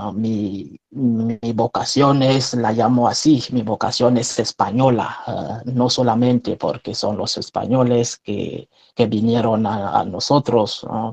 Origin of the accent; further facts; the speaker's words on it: Cameroon; first language French; Spanish is a second language; moved away as an adult; now in Spain; Soy un religioso franciscano de María, sacerdote de Camerún, de origen un país de centro de África